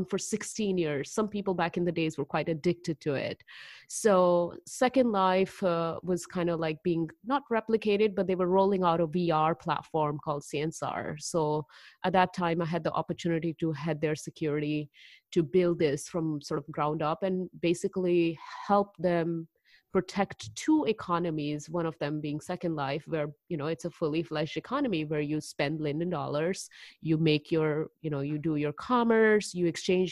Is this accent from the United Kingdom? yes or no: no; Delhi, India; moved away as an adult; also born or lived in Haryana, India / Chicago, United States; now in United States; I'm originally from Delhi, and I say that for simplification, but if you were to track me down all the way where I was born, it's another northern part in India. It's called Haryana, which is right next to Delhi